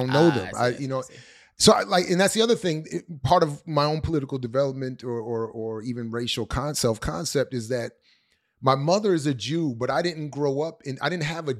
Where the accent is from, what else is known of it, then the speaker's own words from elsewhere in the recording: Colombia; because growing up in Colombia, you grow up right next to people with more money.